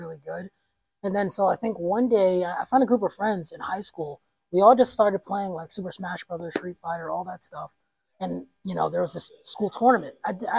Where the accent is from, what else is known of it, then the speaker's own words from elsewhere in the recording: Mount Pocono, Pennsylvania, United States; moved away as an adult; also born or lived in Harlem, New York; now in Scranton, United States; I'm originally from Harlem, New York. I grew up in Mount Pocono.